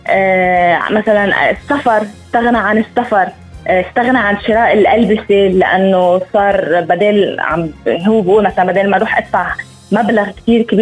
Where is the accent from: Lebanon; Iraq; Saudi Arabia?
Lebanon; هلا نحن عندنا بلبنان ما في كثير ناس عم تترك بيوتها